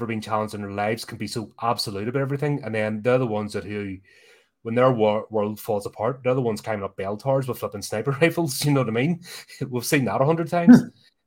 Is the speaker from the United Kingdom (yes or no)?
yes; Belfast, Northern Ireland, United Kingdom; growing up in Belfast, it was mad.